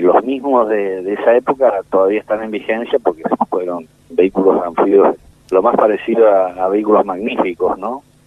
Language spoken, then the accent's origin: Spanish; Argentina; somos familias patricias argentinas